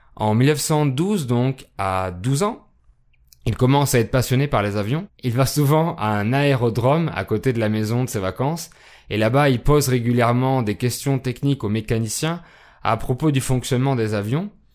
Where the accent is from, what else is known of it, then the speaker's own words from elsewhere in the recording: France; je suis français